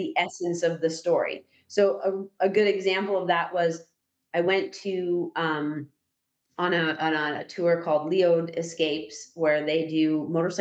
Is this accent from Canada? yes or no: yes; Canada; I'm from Canada.